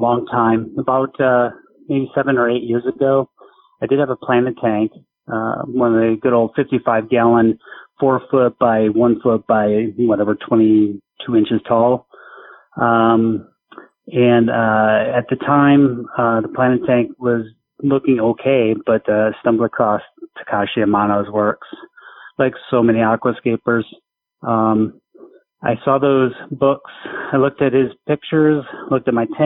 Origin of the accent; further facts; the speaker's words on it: Milwaukee, Wisconsin, United States; I grew up in Milwaukee, Wisconsin